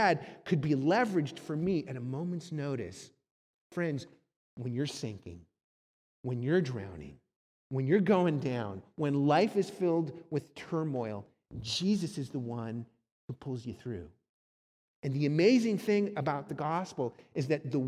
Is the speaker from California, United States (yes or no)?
yes; Southern California, United States; also born or lived in Cleveland, Ohio; My family moved from Cleveland, Ohio to sunny Southern California